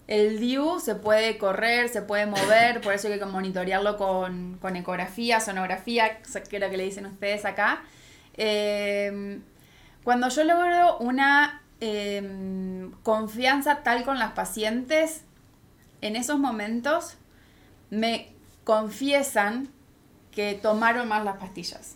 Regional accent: Argentina; moved away as an adult; now in Mexico; soy de Argentina, por eso mi acento

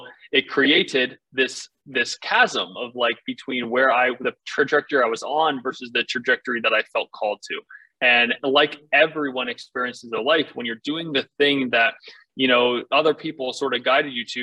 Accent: Northern Virginia, United States; I grew up in Northern Virginia on a farm

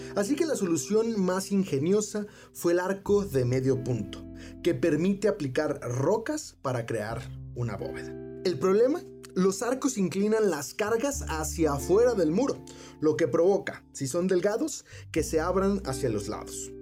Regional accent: Guadalajara, Jalisco, Mexico; en mi ciudad natal, Guadalajara

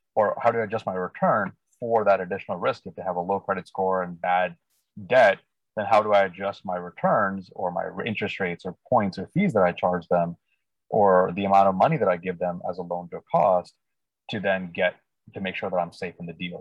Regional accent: India; also born or lived in Northern California Bay Area, United States; now in Bay Area, United States; I was uh, born and raised in India, actually, and been in the U.S. about 25 years. And now I live in the Northern California Bay Area region.

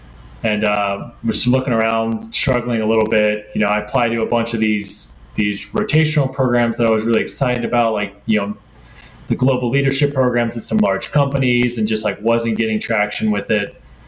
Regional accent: United States; also born or lived in Turin, Italy / Stockholm, Sweden; also difficult to really get a real job as an American abroad, right?

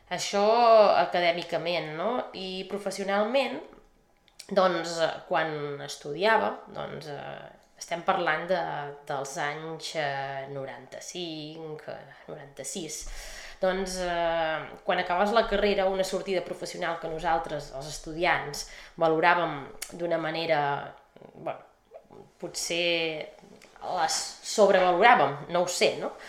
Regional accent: Sant Feliu de Guíxols, Catalonia, Spain; Doncs sí, eh, sóc de Sant Feliu, sóc ganxona, eh, vaig néixer aquí i he viscut tota la vida aquí. Ara mateix tinc 44 eh, anys

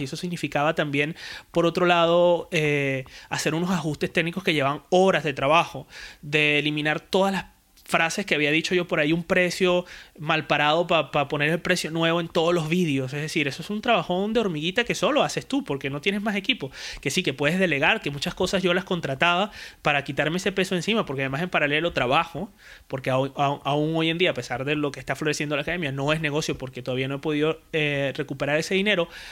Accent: Puerto La Cruz, Anzoátegui, Venezuela; moved away as an adult; now in Spain; Yo vengo de Puerto de la Cruz, de mm, Venezuela, eh, soy venezolano

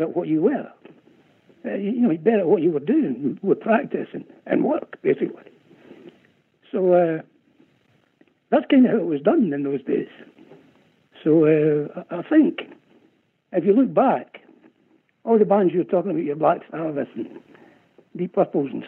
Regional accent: Scotland, United Kingdom; I'm Scottish.

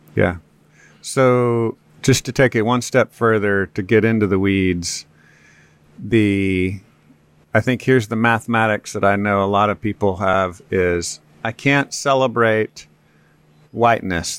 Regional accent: Texas, United States; I'm a Texan and I'm white

